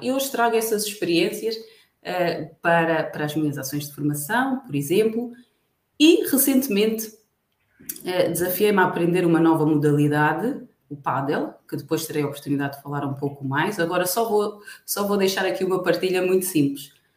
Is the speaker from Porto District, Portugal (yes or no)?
no; Barreiro, Lisbon, Portugal; moved away as an adult; also born or lived in Benguela, Angola / Luanda, Angola; now in Angola; sou barreirense, nasci no Hospital do Barreiro, para quem conhece Lisboa, Margem Sul